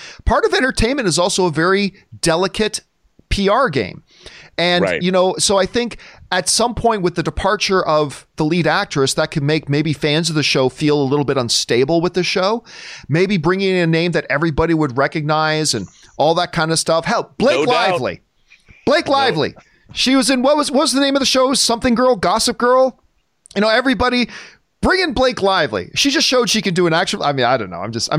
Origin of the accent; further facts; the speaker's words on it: Indianapolis, Indiana, United States; Especially growing up in Indianapolis, not far from Bloomington.